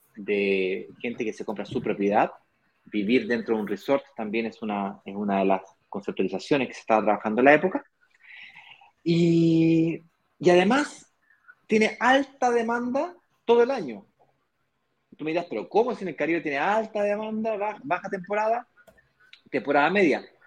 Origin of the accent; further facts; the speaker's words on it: Chile; yo como chileno